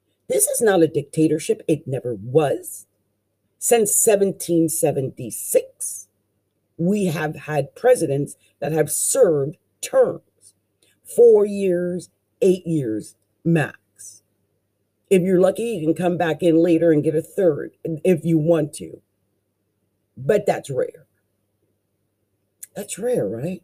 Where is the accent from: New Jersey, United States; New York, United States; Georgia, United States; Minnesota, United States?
New Jersey, United States; Delaware Valley; I'm from the Delaware Valley. I was raised in New Jersey